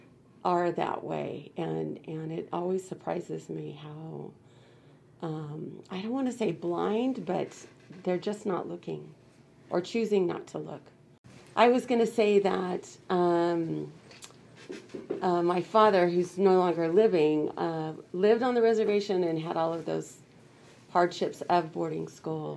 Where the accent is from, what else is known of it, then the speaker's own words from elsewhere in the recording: Choctaw Nation of Oklahoma, United States; now in California, United States; I'm from the Choctaw Nation of Oklahoma, living here in California